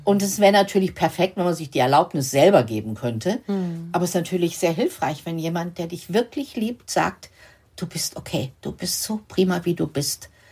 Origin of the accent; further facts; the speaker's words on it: Lower Saxony, Germany; ich komme ja aus Niedersachsen